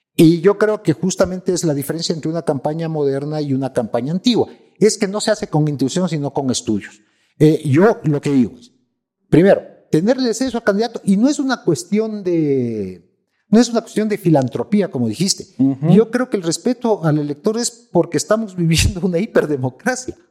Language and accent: Spanish; Ecuador; Yo soy ecuatorianos